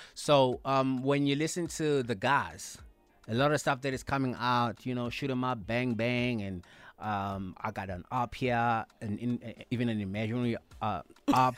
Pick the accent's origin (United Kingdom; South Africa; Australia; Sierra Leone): South Africa; as black, uh, South Africans